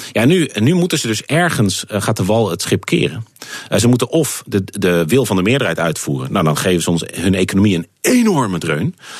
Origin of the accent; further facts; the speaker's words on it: Netherlands; moved away as an adult; also born or lived in United Kingdom; ik ben een Nederlander, ik blijf een Nederlander.